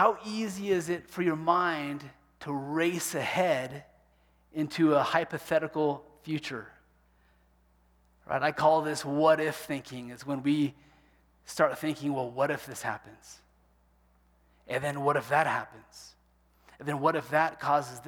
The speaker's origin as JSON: {"language": "English", "region": "Kansas", "country": "United States", "tie": "born or raised there", "said": "growing up in Kansas"}